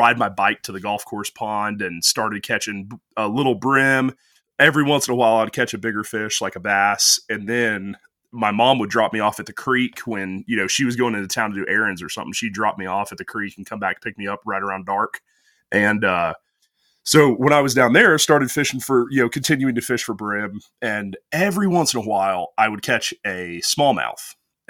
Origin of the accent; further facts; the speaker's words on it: Alabama, United States; Well, so I'm from North Alabama, which certainly isn't known for our fly fishing.